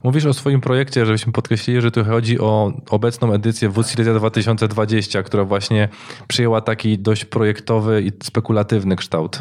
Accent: Katowice or Gliwice, Silesian Voivodeship, Poland; u nas w Katowicach czy u nas w Gliwicach

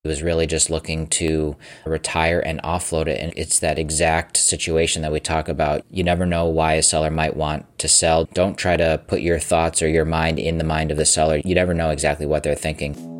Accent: Massachusetts, United States; my home state of Massachusetts

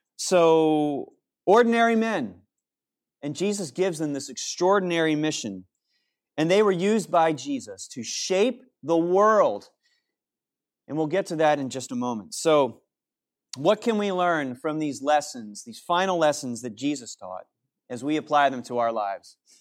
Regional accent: New Canaan, Connecticut, United States; growing up in New Canaan, Connecticut

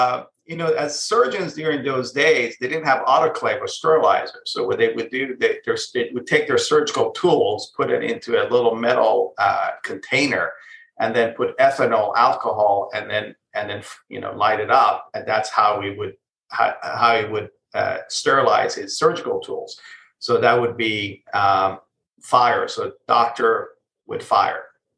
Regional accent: Israel; moved away as an adult; also born or lived in Iran; now in United States; So I was born in Iran, but I actually grew up in Israel. So, and before coming to the U.S., I lived in Israel.

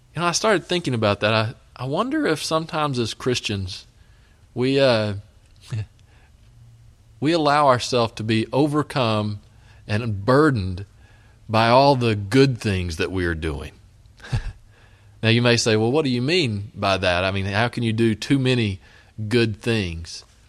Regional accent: West Texas, United States; now in Elgin, United States; I grew up out in West Texas

